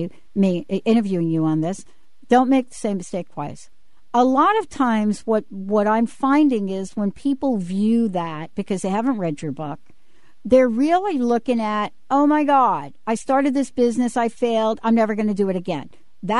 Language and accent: English; New York, United States; I'm from New York.